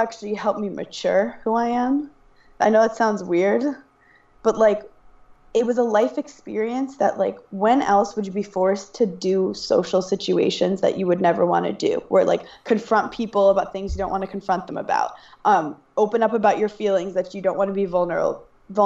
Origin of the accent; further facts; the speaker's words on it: New York City, New York, United States; I'm from Brooklyn, New York.